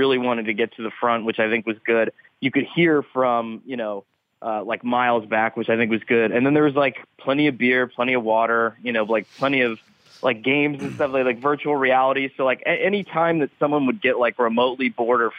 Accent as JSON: {"language": "English", "town": "Scranton", "region": "Pennsylvania", "country": "United States", "tie": "born or raised there", "also_born_or_lived": "New Jersey", "said": "growing up in Scranton"}